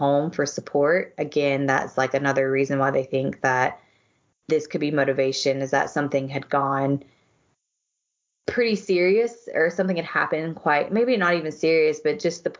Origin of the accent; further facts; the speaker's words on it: the South, Southern United States, United States; accent: Southern; my Southern accent